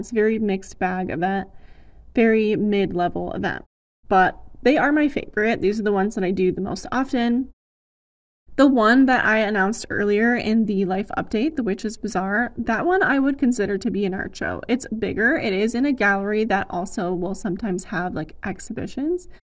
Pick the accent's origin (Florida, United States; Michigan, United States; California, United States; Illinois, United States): Michigan, United States; Ann Arbor area; The biggest one in my hometown area is the Ann Arbor Art Fair.